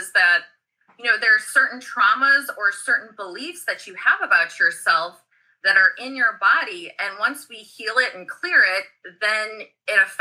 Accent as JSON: {"language": "English", "region": "Missouri", "country": "United States", "said": "I'm from the Midwest, like I'm from, you know, Missouri"}